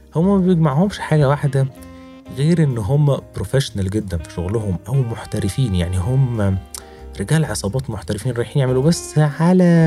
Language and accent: Arabic; Egypt; عندنا في مصر